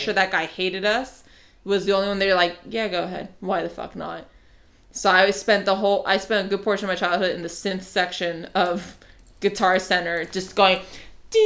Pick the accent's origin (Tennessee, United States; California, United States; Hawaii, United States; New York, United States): California, United States; Los Angeles; I'm a Hollywood baby